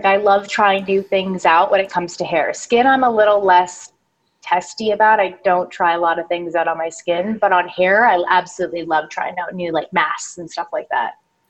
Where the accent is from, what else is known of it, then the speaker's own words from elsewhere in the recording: Canada; now in Los Angeles, United States; And when I came to LA from Canada, I don't know what it was, probably like stress, nerves, different air quality, all of that.